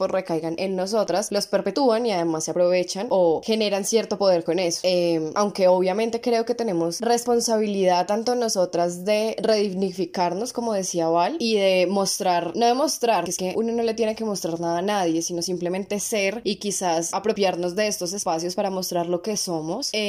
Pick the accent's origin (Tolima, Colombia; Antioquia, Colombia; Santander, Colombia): Antioquia, Colombia; yo no hago la diferenciación entre mm, si soy colombiana y si soy paisa con mis mismas paisas, porque eso ya es algo más regional